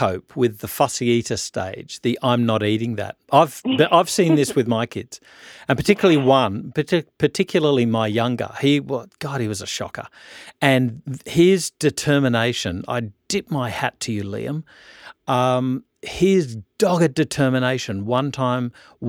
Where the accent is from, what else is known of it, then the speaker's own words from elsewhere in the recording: Orange, New South Wales, Australia; also born or lived in Canberra; growing up in Orange and New South Wales and having access to a sort of country lifestyle